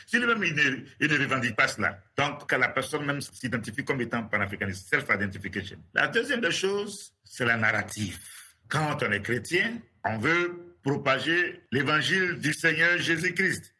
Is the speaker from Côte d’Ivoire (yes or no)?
yes; Côte d’Ivoire; now in United States; je suis ivoirien, ah, je suis basé aux États-Unis